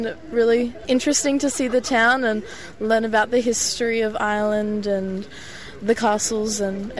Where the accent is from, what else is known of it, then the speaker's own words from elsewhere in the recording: Melbourne, Victoria, Australia; I'm from Melbourne, Australia, and I'm 19 years old.